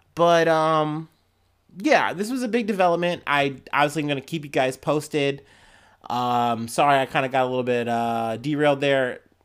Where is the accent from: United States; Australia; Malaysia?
United States; Ohio; I'm from Ohio and it shows.